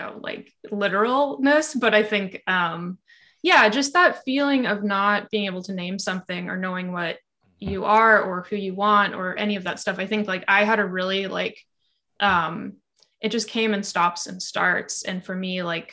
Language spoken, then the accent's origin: English; Portland, Oregon, United States; I live in Portland, Oregon, and it's a very like queer city. And I grew up here